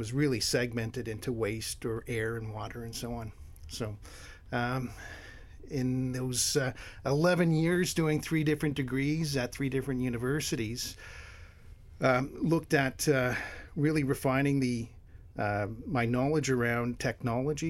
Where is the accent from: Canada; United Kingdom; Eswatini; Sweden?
Canada; Hamilton, Ontario; also born or lived in Windsor, Ontario / Thunder Bay, Ontario; now in Ottawa, Canada; I was born in Hamilton, Ontario, which is halfway between Toronto and Niagara Falls